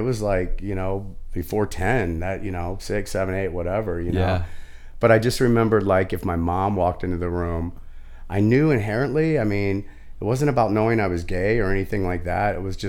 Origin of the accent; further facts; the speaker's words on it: St. Louis, Missouri, United States; moved away as an adult; also born or lived in Santa Cruz, California; I'm a gay man, right? Came out really, really early. And growing up in South St. Louis